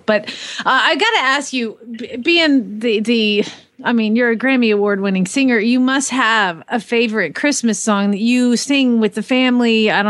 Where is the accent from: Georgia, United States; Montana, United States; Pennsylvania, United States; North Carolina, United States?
Georgia, United States; moved away; I'm a Georgia-born girl. I grew up in Georgia, and I'm now in an Air Force family.